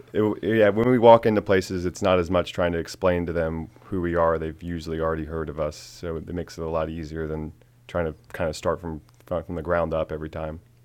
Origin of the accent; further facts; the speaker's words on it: Frederick, Maryland, United States; I grew up in Frederick my whole life.